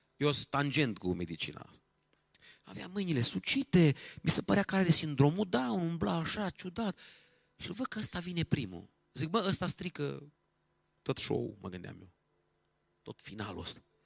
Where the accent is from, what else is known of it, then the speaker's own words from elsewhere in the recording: Romania; Eu sunt român